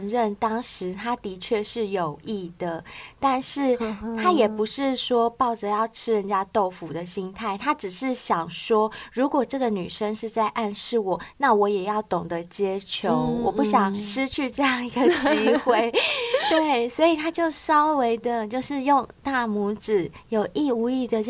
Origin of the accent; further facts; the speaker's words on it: southern Taiwan, Taiwan; 我自己本身也是从南部上来的，我也不是台北人